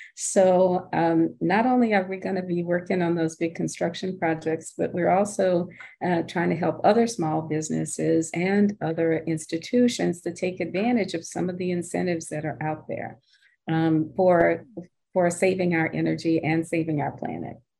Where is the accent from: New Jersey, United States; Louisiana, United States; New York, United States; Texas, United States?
Louisiana, United States; Cane River; moved away as an adult; also born or lived in New Orleans; So my sister Carol and I grew up on Cane River, Louisiana, which is in Natchitoches Parish